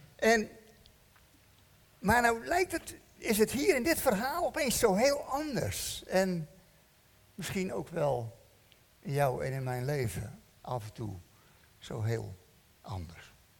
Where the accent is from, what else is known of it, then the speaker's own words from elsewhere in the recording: Netherlands; We zijn Hollanders